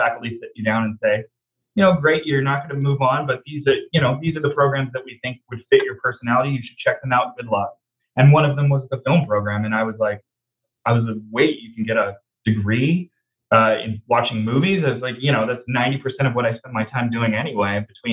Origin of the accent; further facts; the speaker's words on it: Little Rock, Arkansas, United States; I grew up in Little Rock, Arkansas